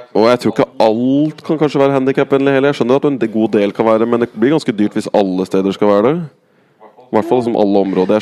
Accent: Norway

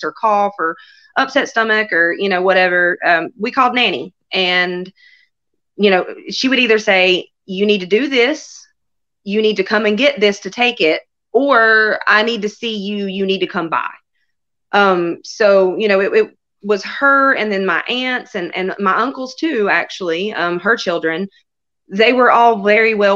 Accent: North Cove, North Carolina, United States; where I grew up in North Cove, you are 20 minutes from any kind of store

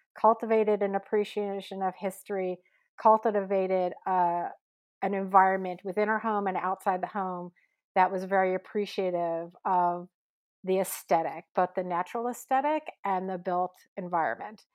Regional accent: Croton-on-Hudson, New York, United States; also born or lived in Cold Spring, New York; now in San Francisco, United States; I grew up in the Hudson Valley, uh, in, in the area around Croton on the Hudson and Cold Spring, just Cold Spring, New York

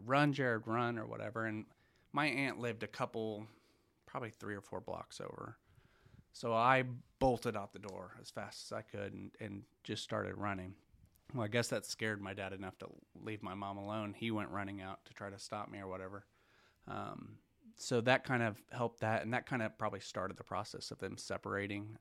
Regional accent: Broken Arrow, Oklahoma, United States; also born or lived in Tulsa, Oklahoma; born in Tulsa, grew up on the main streets of seventy-first

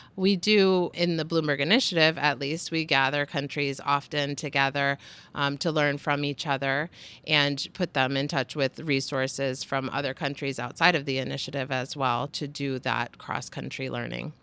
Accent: United States; as an American

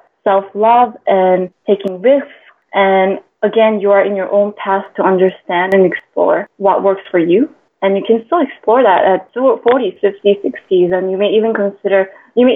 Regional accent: Vancouver, British Columbia, Canada; moved away as an adult; now in Singapore; I actually moved to Singapore from my hometown, Vancouver, Canada, 4 years ago

